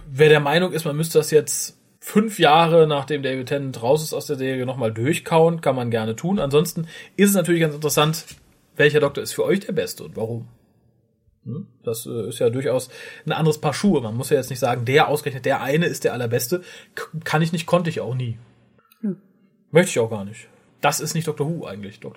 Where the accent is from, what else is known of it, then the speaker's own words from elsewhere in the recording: Düsseldorf, North Rhine-Westphalia, Germany; Ich bin gebürtiger Düsseldorfer. Aber in die Welt gepoppt wurde ich in Wuppertal.